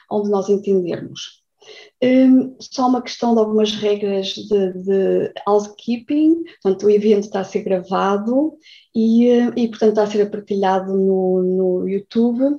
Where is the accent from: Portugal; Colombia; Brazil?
Portugal; os pilares que nos unem enquanto portugueses, enquanto diáspora portuguesa, enquanto cientistas, enquanto cidadãos.